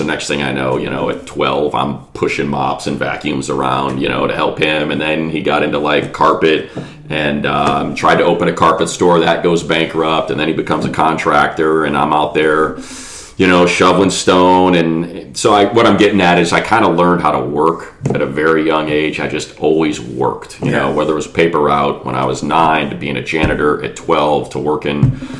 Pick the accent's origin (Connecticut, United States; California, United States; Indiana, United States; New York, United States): Indiana, United States; East Chicago; moved away as an adult; also born or lived in Los Angeles; I was born and raised in East Chicago, Indiana